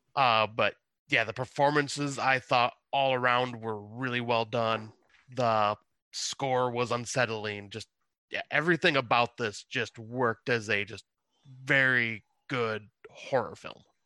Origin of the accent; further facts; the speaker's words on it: West Montrose, Ontario, Canada; the same Montrose I grew up